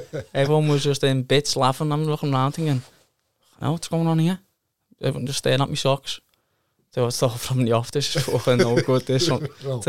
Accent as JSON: {"language": "English", "town": "Liverpool", "region": "North West England", "country": "United Kingdom", "said": "It was different, because I'm a Scouser."}